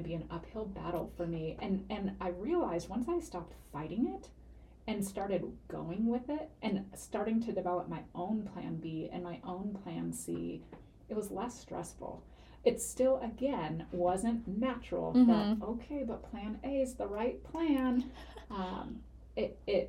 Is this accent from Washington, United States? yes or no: yes; Seattle, Washington, United States; moved away as an adult; now in Spokane, United States; I'm from the Seattle area originally.